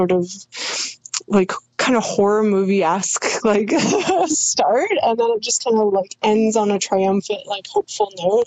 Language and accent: English; Canada; me as like a Canadian